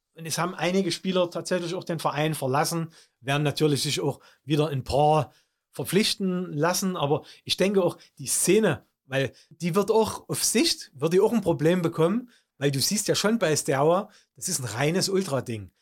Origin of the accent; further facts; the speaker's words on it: Germany; bei uns in Deutschland